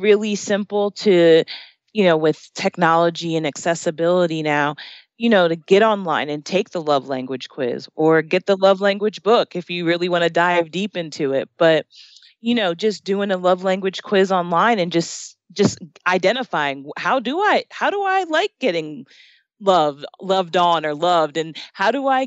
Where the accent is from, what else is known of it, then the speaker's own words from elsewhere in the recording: New Jersey, United States; moved away as an adult; now in Arizona, United States; I grew up in New Jersey and I grew up in the shore area, where, you know, I'm close to the beach